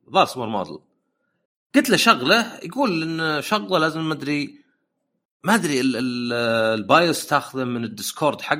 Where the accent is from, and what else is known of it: Bahrain